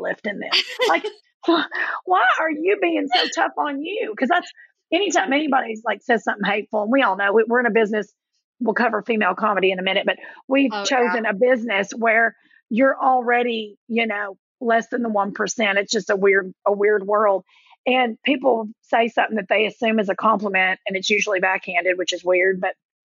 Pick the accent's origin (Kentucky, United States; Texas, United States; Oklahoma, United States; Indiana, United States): Kentucky, United States; Middlesboro; moved away; also born or lived in New Jersey; I was born in Middlesboro, Kentucky, which is this little big tic-tac town right where Kentucky, Tennessee, and Virginia come together.